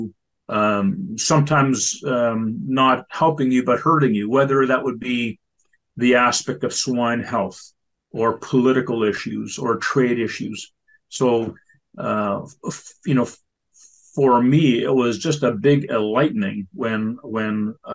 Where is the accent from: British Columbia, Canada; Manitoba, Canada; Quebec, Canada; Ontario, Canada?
Manitoba, Canada; Southeast; I'm a producer from Southeast Manitoba.